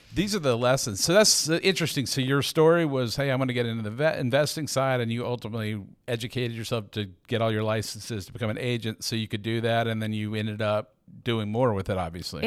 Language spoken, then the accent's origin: English; Atlanta, Georgia, United States; I'm a native, I'm actually from Atlanta